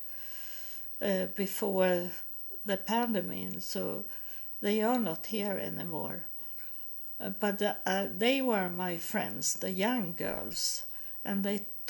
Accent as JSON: {"language": "English", "country": "Sweden", "also_born_or_lived": "United States", "accent": "Swedish", "second_language": "English", "moved": "as an adult", "said": "when I come back to Sweden, I had hard with the Swedish languages."}